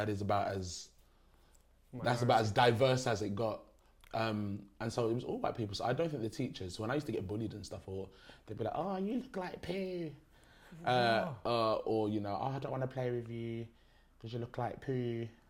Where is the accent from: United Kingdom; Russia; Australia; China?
United Kingdom; Derby, East Midlands; Derby's a very, very small city. It's not a village, it's a city. It's a very small city, but there is an even smaller village in Derby called Little Eaton, and that's where my school was.